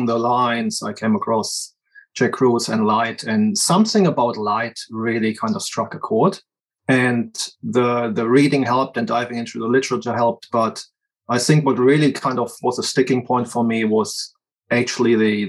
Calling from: New Zealand; I'm calling in from New Zealand.

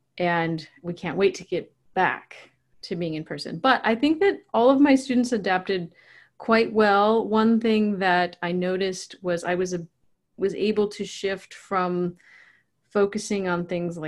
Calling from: Puyallup, Washington, United States; I am in Puyallup, Washington.

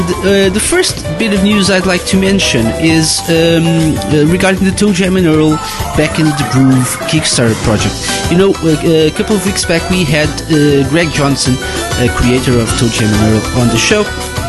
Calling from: Portugal; I'm live from Portugal, and this week I'm lonely, so lonely.

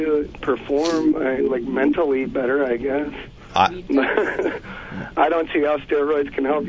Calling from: Santa Monica, California, United States; I'm calling from Santa Monica, California.

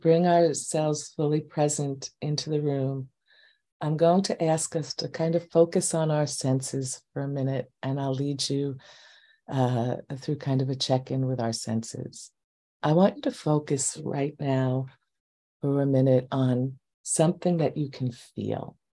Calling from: New York, United States; I'm coming from New York and we've had some very heavy air.

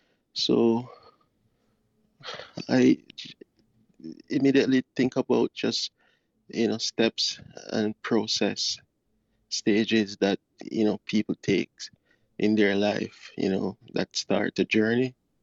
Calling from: Kingston, Jamaica; I am from, well, I'm located. I'm calling from Connecting True Clubhouse from Kingston, Jamaica.

